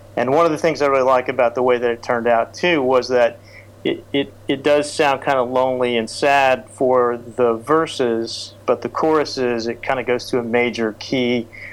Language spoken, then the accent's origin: English; United States; also born or lived in Oklahoma / Texas; now in Washington, D.C., United States; I grew up in Oklahoma and Texas